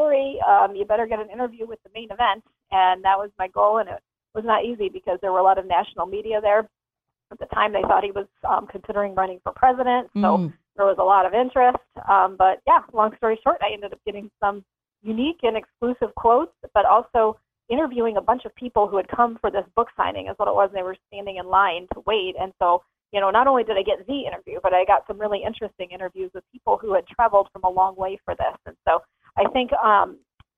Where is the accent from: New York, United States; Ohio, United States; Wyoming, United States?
Ohio, United States; a suburb of Cleveland; moved away as an adult; also born or lived in Chicago area; now in Sioux Falls, United States; I grew up in a suburb of Cleveland, Ohio